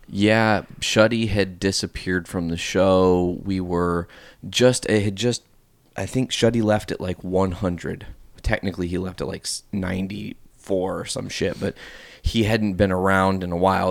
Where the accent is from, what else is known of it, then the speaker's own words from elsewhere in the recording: Northwest Indiana, United States; Northwest Indiana